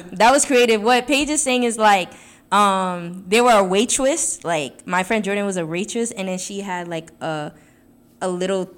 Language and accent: English; New York City, New York, United States; moved away as an adult; coming from Brooklyn